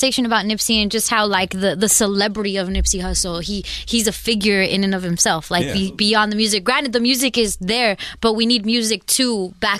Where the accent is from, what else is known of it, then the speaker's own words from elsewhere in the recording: Long Beach, California, United States; but I'm from Long Beach.